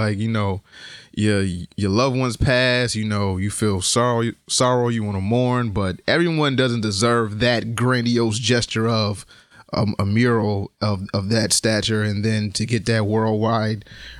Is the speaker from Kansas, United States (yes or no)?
no; Connecticut, United States; hey, I'm from Connecticut. Yeah. I do this and I'm from Connecticut.